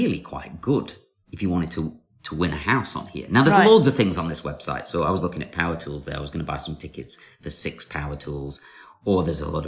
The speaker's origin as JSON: {"language": "English", "region": "North West England", "country": "United Kingdom", "tie": "born or raised there", "said": "northern newspapers from my hometown"}